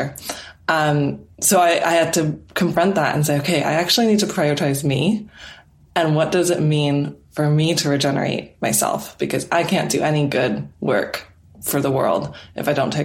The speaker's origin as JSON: {"language": "English", "country": "Canada", "moved": "as an adult", "lives_now": "England, United Kingdom", "said": "my home country of Canada"}